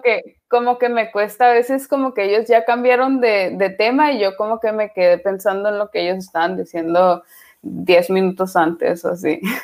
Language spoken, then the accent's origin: Spanish; Tijuana, Baja California, Mexico; moved away as an adult; now in Netherlands; Nosotros en Tijuana pensamos que somos eh, gringos, pero pues la neta no, no. Seguimos siendo bien mexicanos